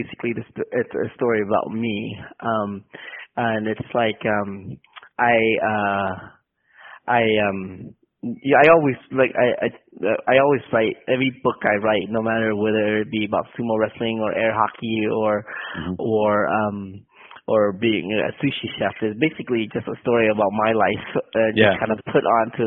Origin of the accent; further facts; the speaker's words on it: San Jose, California, United States; moved away as an adult; now in Oakland, United States; I grew up in San Jose, California